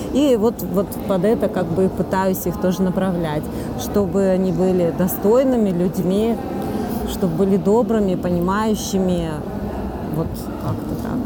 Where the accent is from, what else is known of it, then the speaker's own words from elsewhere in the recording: Yekaterinburg, Sverdlovsk Oblast, Russia; Я из Екатеринбурга